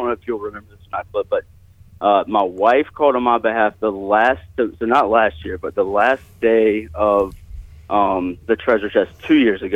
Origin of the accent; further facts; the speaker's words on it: New Bern, North Carolina, United States; I grew up in New Bern